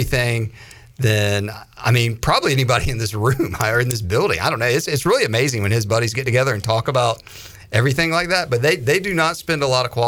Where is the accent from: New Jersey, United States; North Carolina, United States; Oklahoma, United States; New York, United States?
North Carolina, United States; Raleigh; growing up in Raleigh